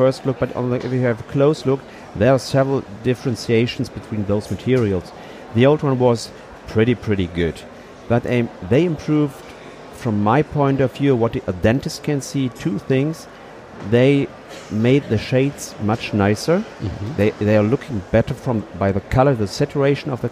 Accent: Cologne, North Rhine-Westphalia, Germany; English is a second language; since 20 years in Cologne, so it's my hometown where we are right now

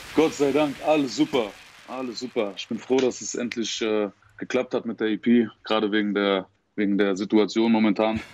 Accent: Saarbrücken area, Saarland, Germany; ich komme auf jeden Fall aus der Ecke, aus der Saarbrückner Ecke

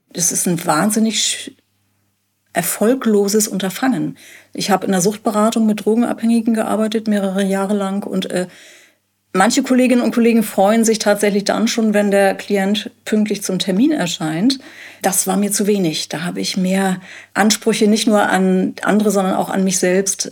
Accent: Hamburg, Germany; moved away as an adult; now in Jamel, Germany; Wir sind Hamburger

